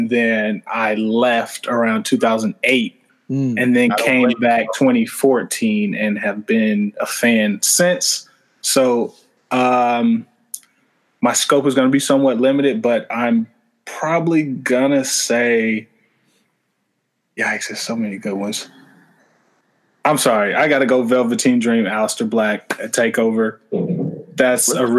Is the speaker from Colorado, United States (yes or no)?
no; Georgia, United States; moved away as an adult; now in North Carolina, United States; I'm originally from Georgia, but I'm currently in North Carolina going to law school.